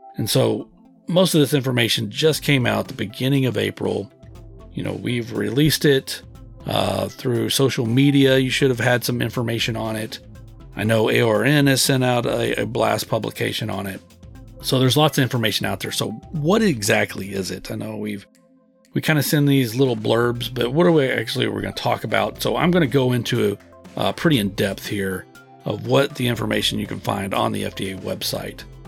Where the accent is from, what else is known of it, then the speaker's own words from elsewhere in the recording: Texas, United States; I was born and raised in the Lone Star State.